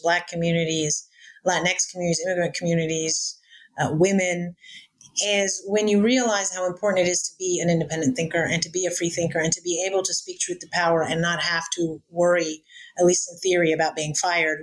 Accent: United States; also born or lived in Cairo, Egypt; I was born in Cairo, but I was raised in America

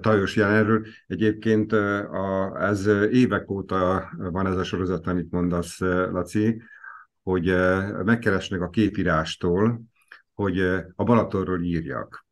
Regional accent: Veszprém, Veszprém County, Hungary

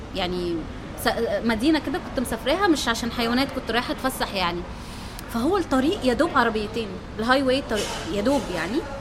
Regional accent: Egypt; اني من مصر

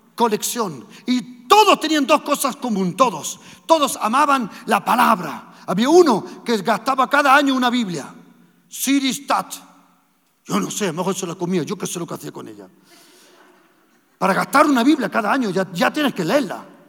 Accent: Germany; moved away; also born or lived in Andalusia, Spain; a la edad de 18 meses nos fuimos para Alemania y nosotros nos crecimos en Alemania

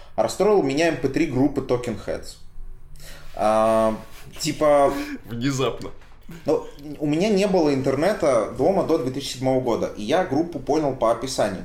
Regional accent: Saint Petersburg, Russia; also born or lived in Ivanovo; я все-таки вырос большей часть в Петербурге

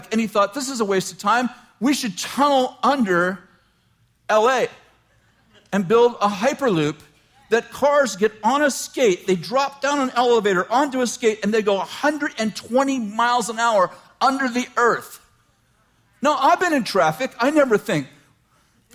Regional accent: Weaverville, California, United States; I'm from Weaverville. I love Weaverville

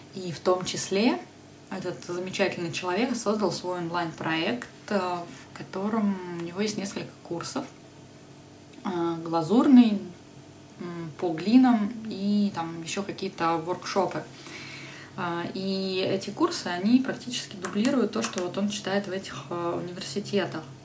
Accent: Podolsk, Moscow Oblast, Russia; Я тогда жила в Подольске, я вообще родом из Подольска

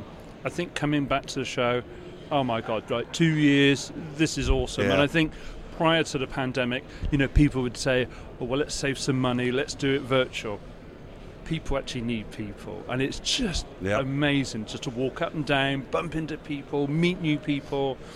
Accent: United Kingdom; I'm from the UK.

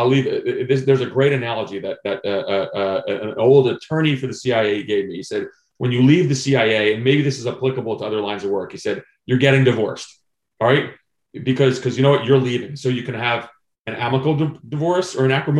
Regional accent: New Jersey, United States; now in Vienna, Virginia, United States; I grew up in New Jersey

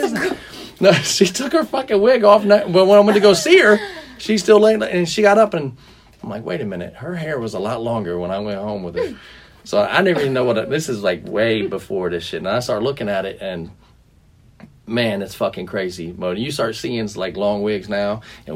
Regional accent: Cleveland, Ohio, United States; I'm from Cleveland, so I get cold, but I get hot real quick

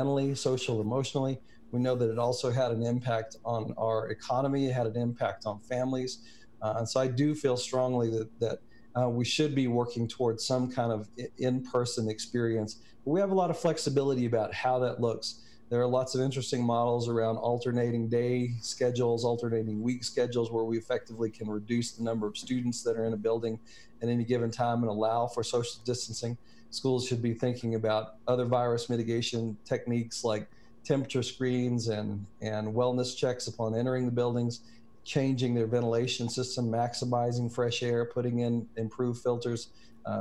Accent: Kentucky, United States; moved away; I grew up in Kentucky and have deep roots there, all my family is still in Kentucky, mostly in the Glasgow and Metcalf County areas

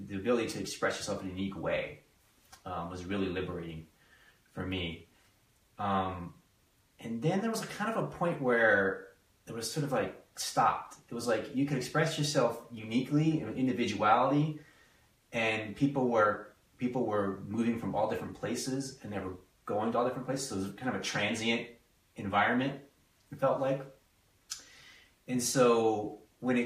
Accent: East Coast, United States; moved away as an adult; also born or lived in Northern California; we're both from the East Coast

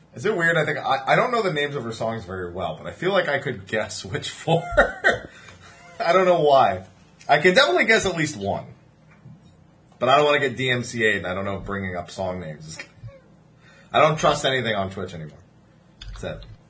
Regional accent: New Jersey, United States; I'm from New Jersey

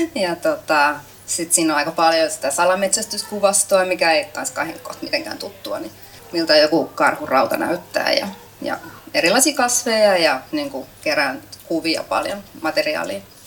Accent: Kaarina, Southwest Finland, Finland; mä oon itse kotoisin Kaarnasta, Turun vierestä

